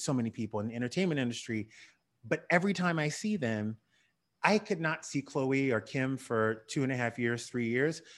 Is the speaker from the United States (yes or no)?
yes; the South, United States; I grew up in the South.